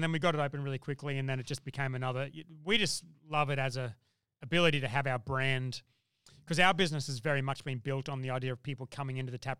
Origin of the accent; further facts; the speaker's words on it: Brisbane, Queensland, Australia; Well, I'm from Brisbane.